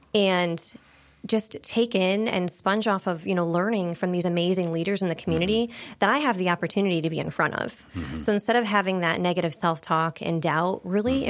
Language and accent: English; Pennsylvania, United States; moved away as an adult; also born or lived in Corning, New York; now in Wilmington, United States; I grew up in a very small town in Pennsylvania, just across the border of New York State